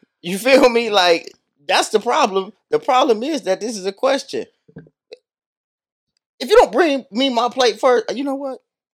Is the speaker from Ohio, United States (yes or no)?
yes; Youngstown, Ohio, United States; And I'm from Youngstown.